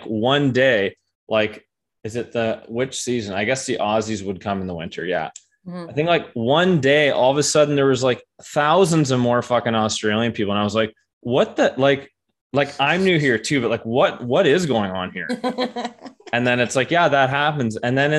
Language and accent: English; Ontario, Canada; moved away as an adult; also born or lived in Banff; now in Victoria, Canada; I moved from Ontario, like, that's where I'm from. Mm-hmm. I moved from there like 6 months ago and now I'm in BC.